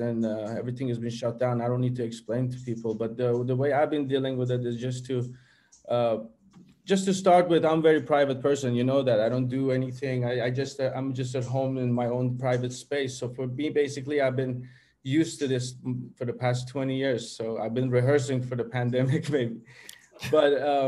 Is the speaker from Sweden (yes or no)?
yes; Sweden; when I grew up in Sweden, as the people know, it was a little bit of conflict between my identities, to go to the more to have the Swedish identity and to have the Persian identity.